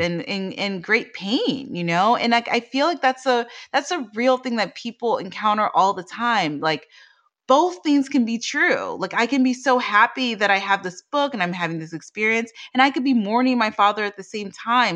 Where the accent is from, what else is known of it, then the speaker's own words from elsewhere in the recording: Washington, District of Columbia, United States; I grew up in the Washington, D C area